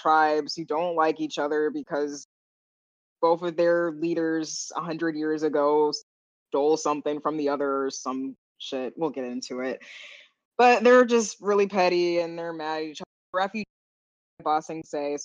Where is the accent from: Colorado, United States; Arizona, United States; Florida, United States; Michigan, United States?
Florida, United States; now in Seattle, United States; we're from Florida